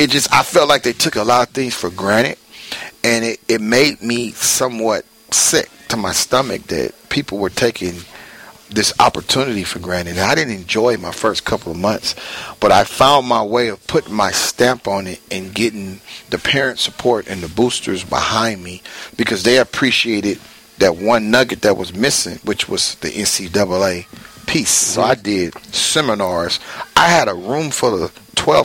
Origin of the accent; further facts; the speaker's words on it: Oakland, California, United States; I'm born and raised in West Oakland